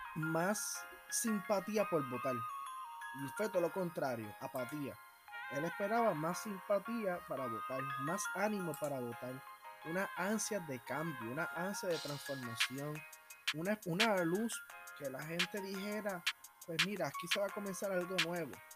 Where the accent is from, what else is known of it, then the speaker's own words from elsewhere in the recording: Puerto Rico; nosotros, como somos parte de América Latina, que somos visitores de Estados Unidos, y tengamos ciudadanía americana